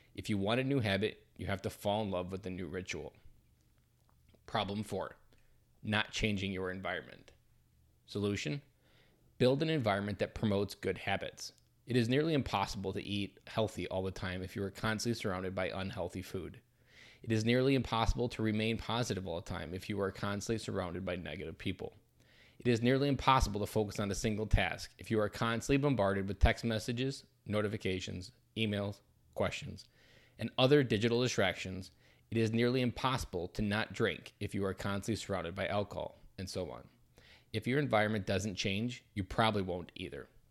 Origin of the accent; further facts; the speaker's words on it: Delaware, Wisconsin, United States; also born or lived in Janesville, Wisconsin; I grew up in Delaware, Wisconsin, just south of Madison, Wisconsin.